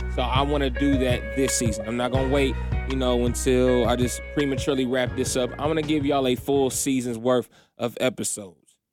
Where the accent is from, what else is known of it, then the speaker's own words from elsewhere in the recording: Indiana, United States; moved away as an adult; also born or lived in Philippines; now in Atlanta, United States; moved to Indiana when I was, like, maybe one or two years old, and that's my childhood home.